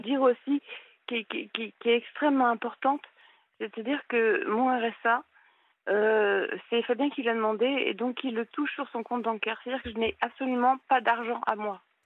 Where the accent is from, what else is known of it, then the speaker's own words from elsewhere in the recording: Paris, Île-de-France, France; moved away; je suis du nord, euh, je suis de Paris